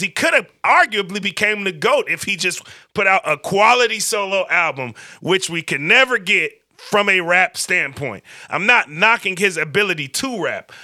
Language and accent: English; Vallejo, California, United States; also born or lived in Berkeley, California / Oakland, California; I grew up in Vallejo.